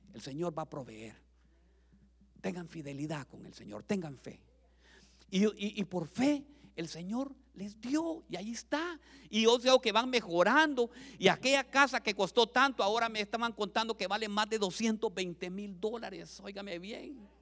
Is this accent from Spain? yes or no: no; Honduras; moved away as an adult; now in United States; vendí todas las propiedades que tenía en mi país